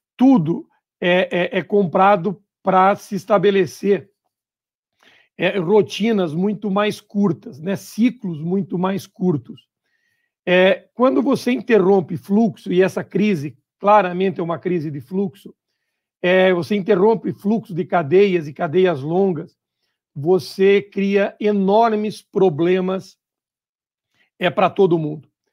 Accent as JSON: {"language": "Portuguese", "region": "Santa Catarina", "country": "Brazil", "also_born_or_lived": "Paraná", "said": "eu sou catarinense"}